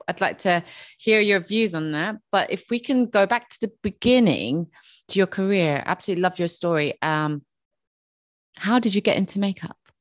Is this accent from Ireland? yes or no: yes; Dublin, Leinster, Ireland; I'm from Dublin